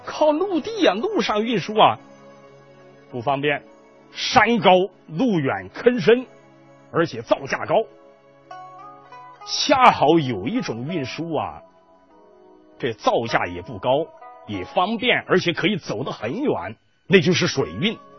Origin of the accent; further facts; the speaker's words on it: Chengdu, Sichuan, China; 我们成都人都喜欢吃辣椒，